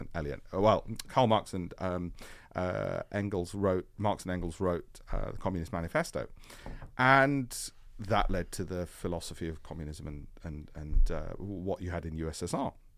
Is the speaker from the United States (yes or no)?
no; Leeds, Yorkshire and the Humber, United Kingdom; I grew up in Leeds.